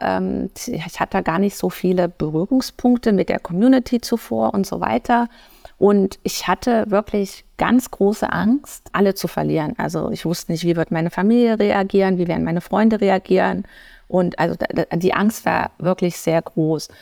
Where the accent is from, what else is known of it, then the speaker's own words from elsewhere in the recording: Erfurt, Thuringia, Germany; moved away as an adult; also born or lived in United States / Atlanta; Ich bin ähm, ursprünglich geboren und auch aufgewachsen in Erfurt